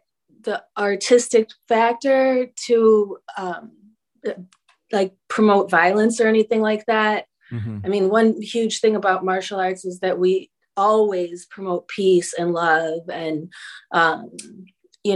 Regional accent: Chicago, Illinois, United States; I'm from Chicago, so boxing is pretty prevalent there

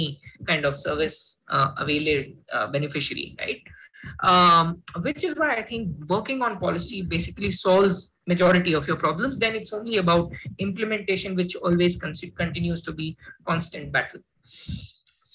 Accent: Jodhpur, Rajasthan, India; I come from Hindi medium, from a Jodhpur blind school

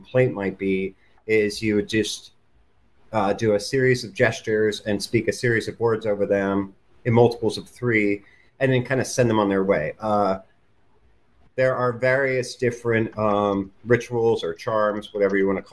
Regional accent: Pennsylvania German culture, United States; it was from the culture that I came from. I had heard of powwow growing up, but never really thought much of it. There were a couple local powwowers where I lived

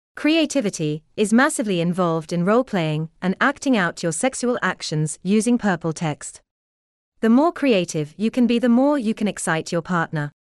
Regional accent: United Kingdom; I'm so British.

